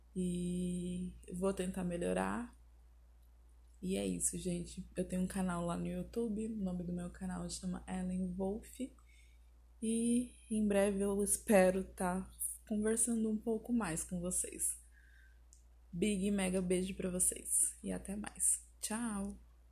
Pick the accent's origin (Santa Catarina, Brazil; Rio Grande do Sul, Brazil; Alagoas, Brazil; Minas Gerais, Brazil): Rio Grande do Sul, Brazil; Porto Alegre; now in Salto do Céu, Brazil; eu sou de Porto Alegre, Rio Grande do Sul.